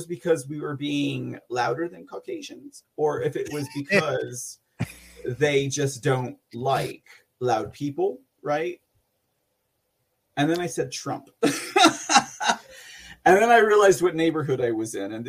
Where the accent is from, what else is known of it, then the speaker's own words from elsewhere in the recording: San Antonio, Texas, United States; also born or lived in Austin, Texas; I'm from San Antonio